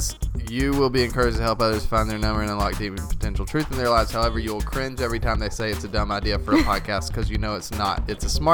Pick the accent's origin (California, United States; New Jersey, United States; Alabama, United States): Alabama, United States; 3 hours south of Atlanta in Alabama